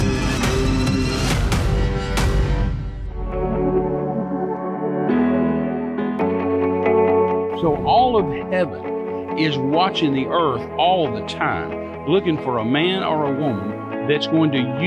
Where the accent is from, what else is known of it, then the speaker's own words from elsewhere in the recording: West Texas, United States; I was raised in West Texas back in the 50s and 60s